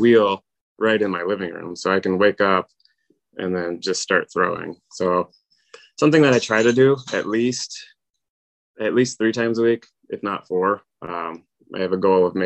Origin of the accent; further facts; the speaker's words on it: North Carolina, United States; I grew up in North Carolina, and there's a lot of red clay